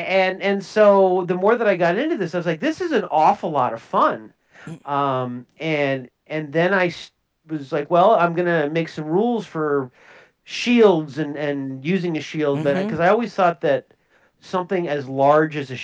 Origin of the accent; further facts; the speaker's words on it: Minnesota, United States; I'm from Minnesota